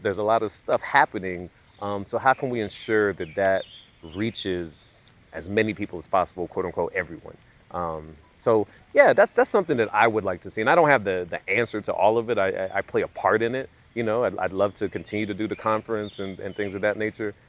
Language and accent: English; Southeast, United States; also born or lived in London, United Kingdom; growing up in the southeast